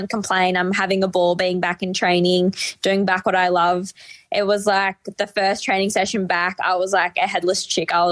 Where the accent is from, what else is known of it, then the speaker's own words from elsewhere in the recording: Albury, New South Wales, Australia; now in Melbourne, Australia; I'm from the New South Wales side